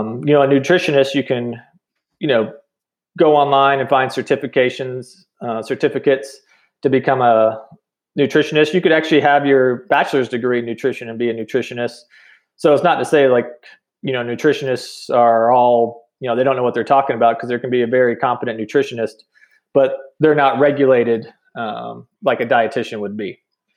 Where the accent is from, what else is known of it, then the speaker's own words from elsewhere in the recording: North Carolina, United States; moved away as an adult; now in New Mexico, United States; So I'm mostly from North Carolina. My dad was military and he retired, ended up retiring in Fayetteville, Fort Bragg area.